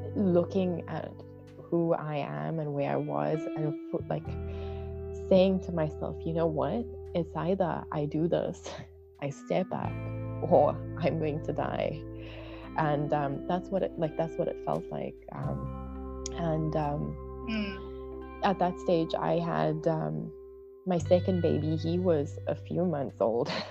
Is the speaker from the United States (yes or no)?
no; South Africa; I am from South Africa.